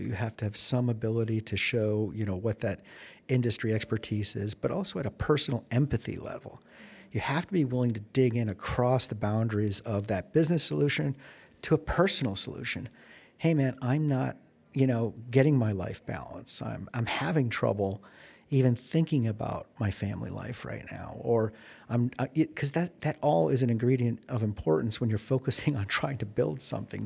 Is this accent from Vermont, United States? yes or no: no; Chicago, Illinois, United States; moved away as an adult; also born or lived in Silicon Valley; now in Arizona, United States; I'm from Chicago